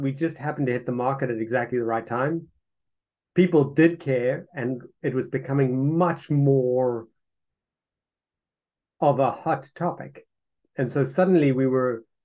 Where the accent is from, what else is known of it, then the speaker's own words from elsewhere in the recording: South Africa; moved away; I'm originally from South Africa